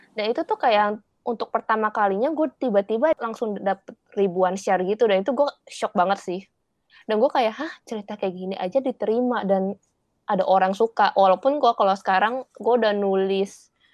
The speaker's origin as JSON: {"language": "Indonesian", "country": "Indonesia", "moved": "yes", "lives_now": "Taiwan", "said": "gue orang Indonesia tapi bahasa Indonesia gue jelek"}